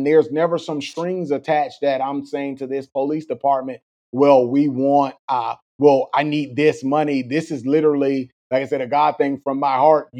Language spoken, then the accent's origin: English; Florida, United States; again, growing up in South Florida, Cuba, Venezuela, they will tell you they don't have anywhere else to go